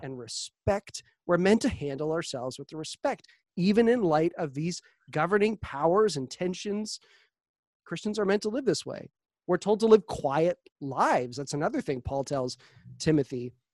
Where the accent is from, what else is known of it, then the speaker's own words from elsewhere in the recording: Canada; our freedoms as Canadian citizens